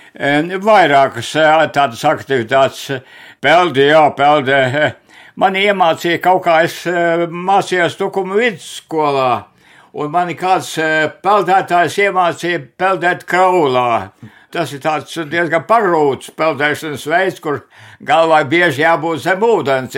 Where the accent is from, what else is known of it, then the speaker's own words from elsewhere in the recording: Remte, Kurzeme, Latvia; also born or lived in Zante parish; es jau esmu dzimis Remtē